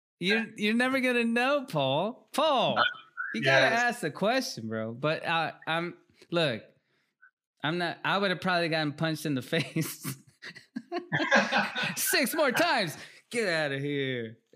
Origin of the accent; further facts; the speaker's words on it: Peru; And we're from Peru. We grew up in Peru. We're from Peru. We didn't grow up in Peru necessarily